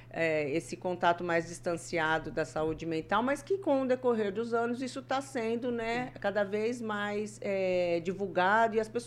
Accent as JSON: {"language": "Portuguese", "town": "Santa Rita do Passa Quatro", "region": "São Paulo", "country": "Brazil", "tie": "born or raised there", "lives_now": "Maringá, Brazil", "said": "É, minha cidade natal é Santa Rita do Passa Quatro, estado de São Paulo, próxima cidade de Ribeirão Preto."}